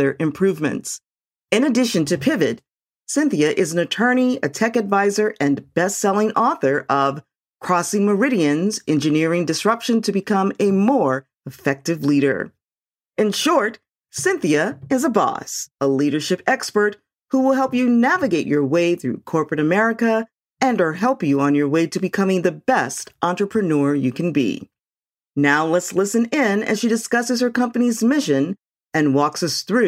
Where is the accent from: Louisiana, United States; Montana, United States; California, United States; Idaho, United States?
Louisiana, United States; New Orleans; my hometown of New Orleans